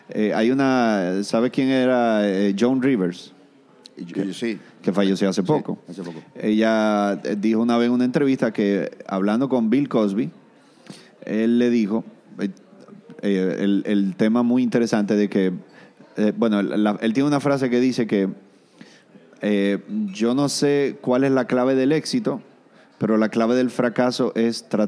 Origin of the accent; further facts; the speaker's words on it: Venezuela; born there; porque yo nací aquí, soy venezolano